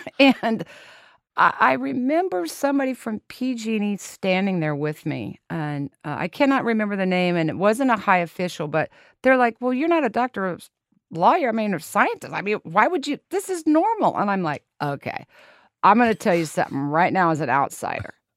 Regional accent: Lawrence, Kansas, United States; I was born and raised in Lawrence, Kansas

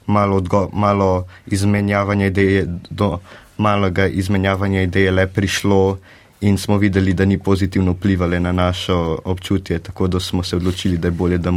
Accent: Slovenia; mi kot Slovenci v, v Sloveniji smo naredili takšen pakt

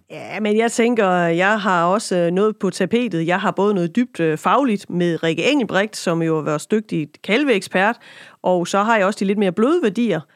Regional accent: Lemvig, Central Denmark Region, Denmark; now in Kibæk, Denmark; op i Lemvi, øh, er bosiddende nu i Kibæk

